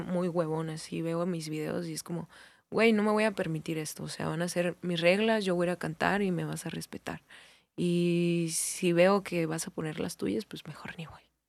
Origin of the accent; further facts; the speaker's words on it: Hermosillo, Sonora, Mexico; soy de Hermosillo